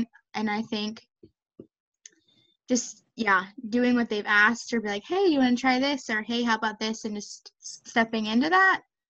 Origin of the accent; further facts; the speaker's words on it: Maryland, United States; I'm from Maryland